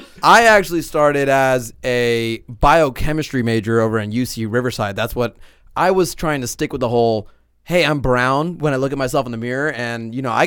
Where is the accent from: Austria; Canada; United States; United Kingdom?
United Kingdom; England; moved away; I wasn't even conceived in India. I mean, you know, what I mean, I was born in England.